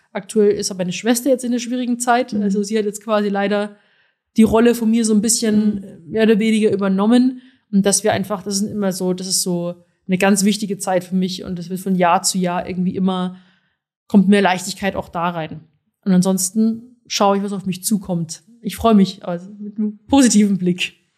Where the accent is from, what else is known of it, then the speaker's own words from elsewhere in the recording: Rosenheim, Bavaria, Germany; now in Berlin, Germany; ich komme aus Rosenheim